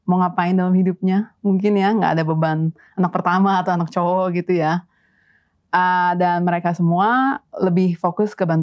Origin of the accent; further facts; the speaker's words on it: Jakarta, Indonesia; moved away as an adult; now in Netherlands; Lahir dan gede di Jakarta, terus pertama kali ke uh, ke Belanda itu memang buat kuliah waktu itu.